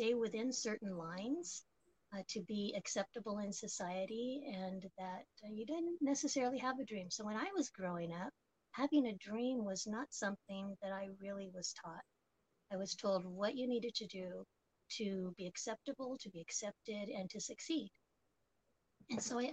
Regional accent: Oakland, California, United States; But I was born and raised here in the United States and grew up in Oakland, California, the infamous Oakland, California, and pretty much have been here in the East Bay the entire time.

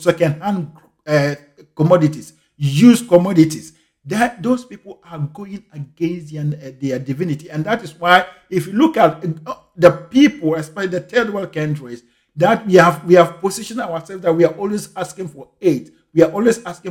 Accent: Ghana; I grew up in Ghana in the 80s

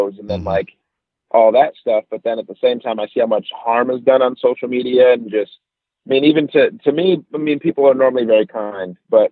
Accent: Detroit area, Michigan, United States; moved away; I'm from Michigan, Detroit area, so I'm a little bit north of Detroit

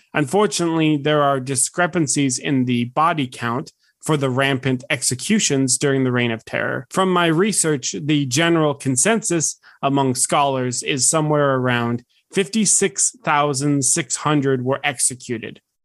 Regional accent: United States; As an American

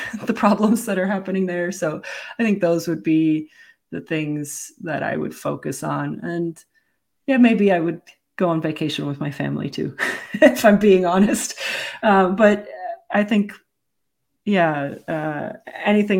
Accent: Kuwait; moved away; I was born in Kuwait.

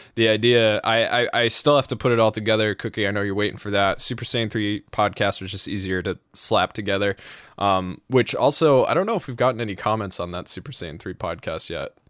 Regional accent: New England, United States; I'm from New England

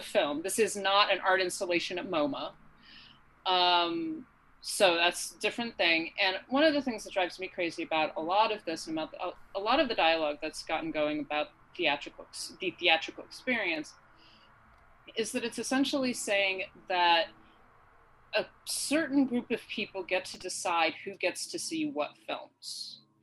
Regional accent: upstate New York, United States; right now I'm in upstate New York.

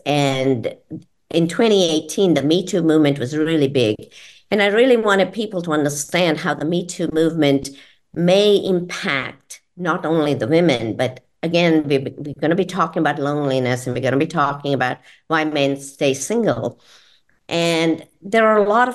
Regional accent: India; also born or lived in Georgia, United States; now in Florida, United States; being an Indian

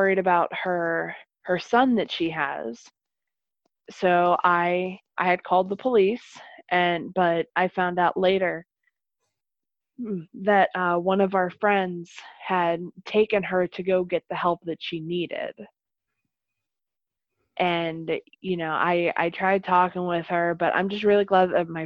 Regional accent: Arnold, Pennsylvania, United States; now in Meadville, United States; my hometown of Arnold

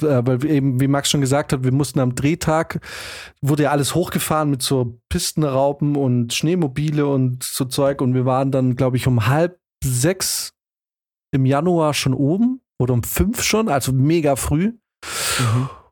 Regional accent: Germany; als Deutsche

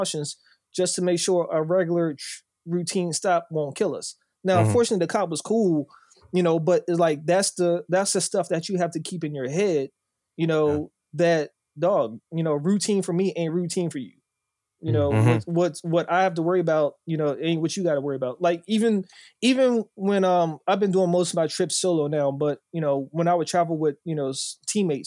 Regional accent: Bowie, Maryland, United States; I grew up in Bowie

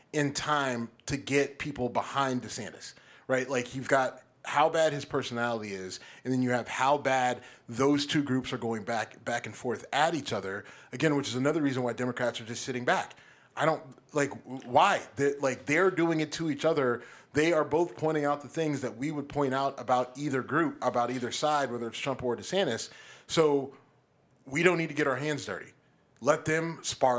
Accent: Youngstown, Ohio, United States; I'm from Youngstown. Right. I grew up around a bunch of Italians

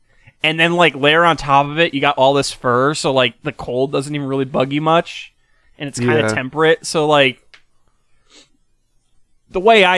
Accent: Kingston, New York, United States; I grew up in Kingston, so that's the city of Kingston.

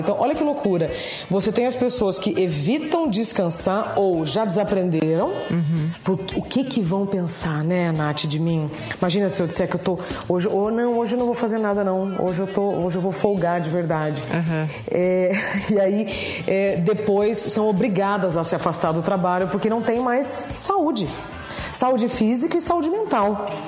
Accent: northern Paraná, Brazil; now in São Paulo, Brazil; Eu sou do norte do Paraná. Eu estou em São Paulo Paulo há 24 anos

